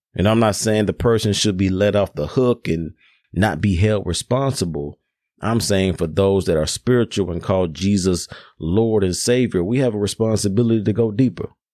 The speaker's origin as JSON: {"language": "English", "town": "Memphis", "region": "Tennessee", "country": "United States", "tie": "born or raised there", "said": "Memphis, my hometown"}